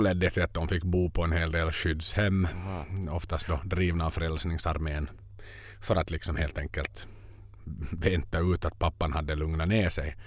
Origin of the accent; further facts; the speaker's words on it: Finland; som finnar